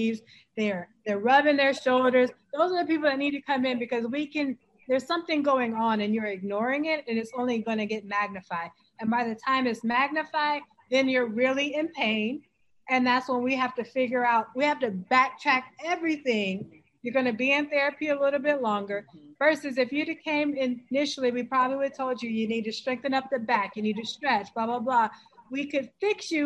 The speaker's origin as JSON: {"language": "English", "town": "Augusta", "region": "Georgia", "country": "United States", "said": "I'm from Augusta, Georgia."}